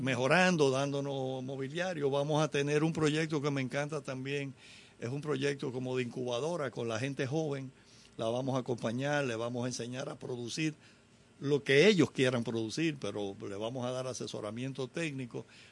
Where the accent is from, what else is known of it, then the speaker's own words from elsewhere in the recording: Dominican Republic; los latinos, los dominicanos nos fusionamos con la música de los Estados Unidos